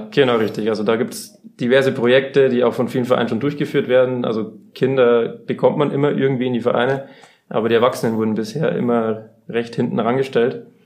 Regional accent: Bavaria, Germany; now in Munich, Germany; Ich bin eigentlich ursprünglich aus der Oberpfalz ähm, bin jetzt seit zweieinhalb Jahren aber auch im schönen München gelandet

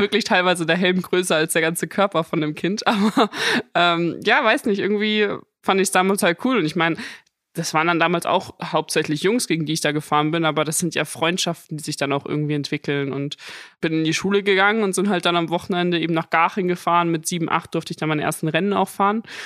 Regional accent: Munich, Bavaria, Germany; bin ja ein Münchner Madel.

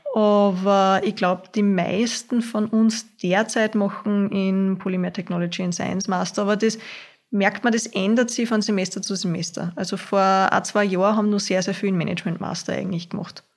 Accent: Hörsching, Upper Austria, Austria; Ich bin aus Hörsching

